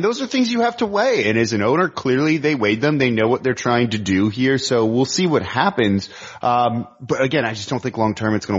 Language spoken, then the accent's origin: English; Los Angeles, California, United States; I'm from Los Angeles.